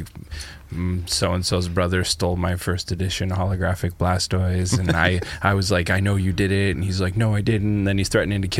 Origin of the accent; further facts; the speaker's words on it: Canada; I'm Canadian.